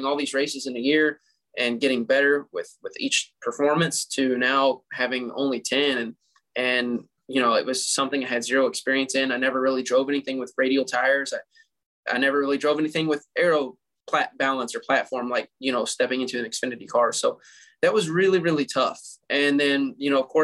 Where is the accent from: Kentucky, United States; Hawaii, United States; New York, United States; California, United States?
Kentucky, United States; I'm from Kentucky. I live right down the road from majority of all the distilleries.